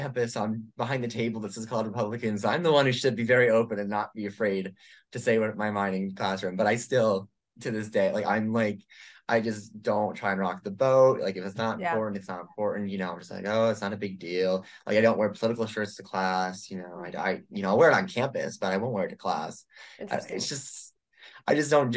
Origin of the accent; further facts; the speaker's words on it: Chicago suburbs, Illinois, United States; moved away; I'm from the Chicago suburbs